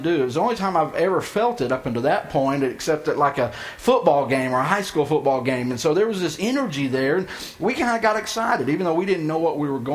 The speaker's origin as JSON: {"language": "English", "area": "outside of Houston", "region": "Texas", "country": "United States", "tie": "born or raised there", "said": "the town I grew up in outside of Houston"}